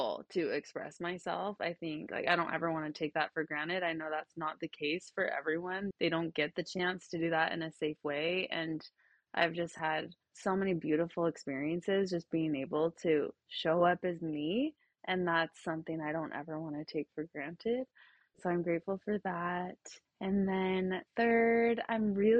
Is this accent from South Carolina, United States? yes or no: no; Utah, United States; I grew up in Utah, so there's not a ton of diversity